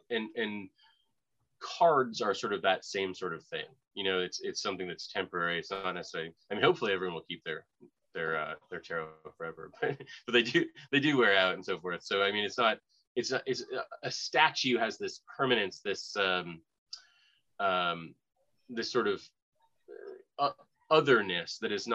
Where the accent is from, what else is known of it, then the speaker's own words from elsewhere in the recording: Boston, Massachusetts, United States; now in Florida, United States; I'm from Boston